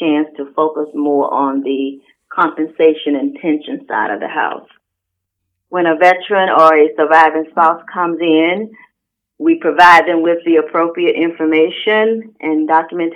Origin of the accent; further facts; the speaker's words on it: Georgia, United States; moved away as an adult; I'm from Georgia